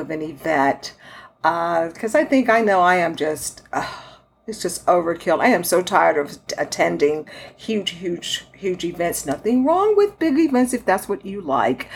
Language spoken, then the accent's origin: English; Texas, United States; my home state of Texas